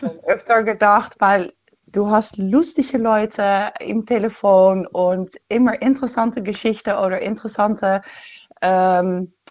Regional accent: Netherlands; German is a second language; now in Germany; wie du auch hörst, komme ich aus Holland.

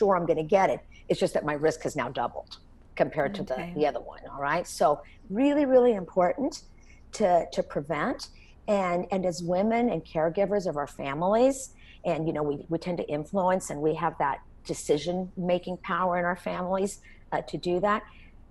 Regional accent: Texas, United States; growing up in Texas

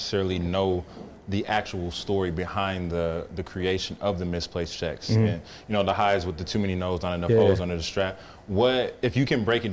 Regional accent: Midwest, United States; I'm from the Midwest

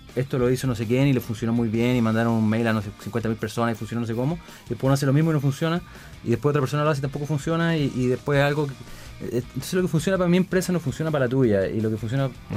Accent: Chile; los chilenos íbamos

